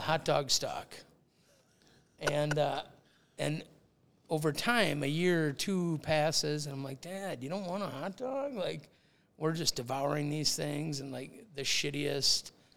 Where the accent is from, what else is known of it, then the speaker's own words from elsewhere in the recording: Woodbury, Minnesota, United States; we grew up in Woodbury, but we were like 3M Woodbury